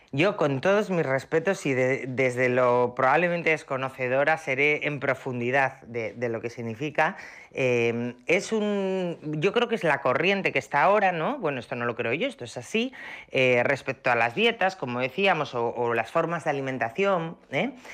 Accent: Asturias, Spain

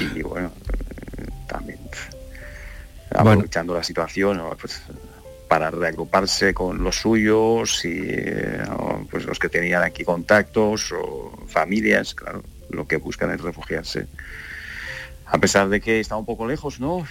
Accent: Donetsk, Donetsk Oblast, Ukraine; Spanish is a second language; now in Spain; nosotros que somos de Donetsk

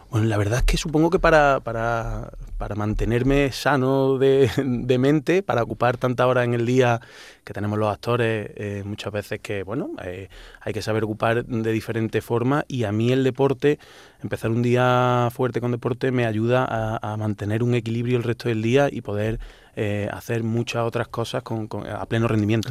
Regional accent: Córdoba, Andalusia, Spain; accent: Cordoban; moved away as an adult; now in Madrid, Spain; yo crecí siempre eh, en un barrio muy cercano al Alcázar y a, San Basilio

